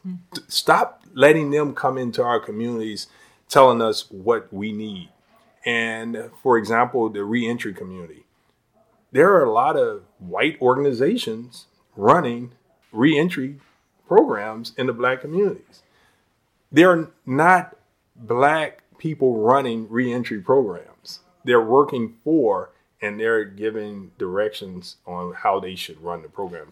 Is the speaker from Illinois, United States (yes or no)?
yes; Chicago, Illinois, United States; I moved here when I was two years old in the Austin community